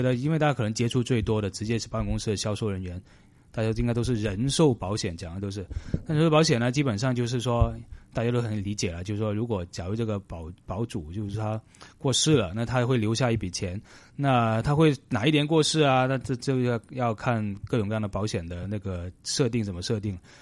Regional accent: China; moved away; 我们中国人

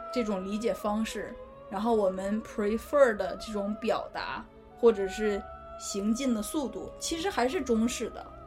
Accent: China; 新型的，新时代的中国人

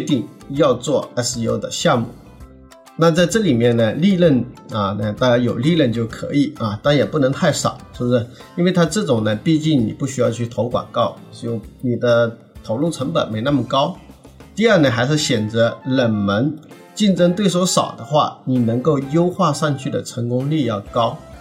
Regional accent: southern China, China; 我是南方人，我普通话确实不好

